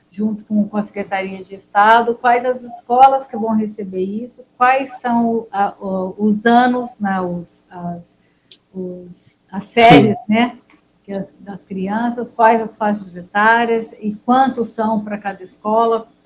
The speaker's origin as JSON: {"language": "Portuguese", "town": "Poços de Caldas", "region": "Minas Gerais", "country": "Brazil", "said": "Sou de Poços, sulfurosíssima."}